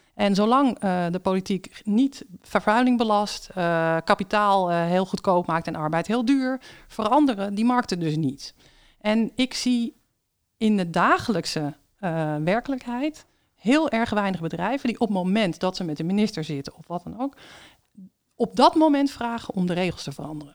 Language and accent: Dutch; Netherlands